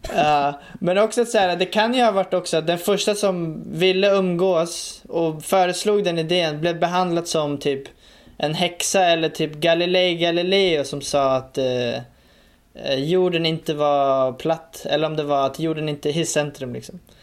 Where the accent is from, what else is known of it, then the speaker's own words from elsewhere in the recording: Stockholm, Stockholm County, Sweden; jag växte upp i, i Rinkeby då, i, i Stockholm